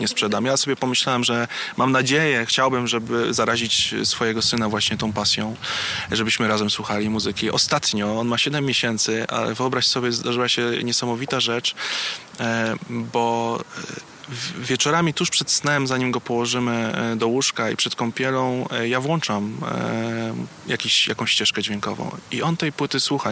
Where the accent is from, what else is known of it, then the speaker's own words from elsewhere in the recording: Warsaw, Masovian Voivodeship, Poland; jestem warszawiakiem od urodzenia